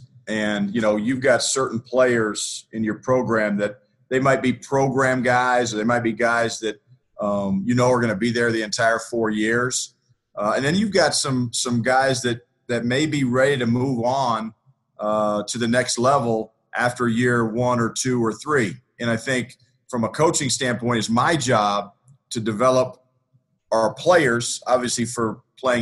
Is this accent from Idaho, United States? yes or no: no; Greeley, Colorado, United States; also born or lived in Lawrence, Kansas / Boulder, Colorado; I worked in Greeley, Colorado, which is my hometown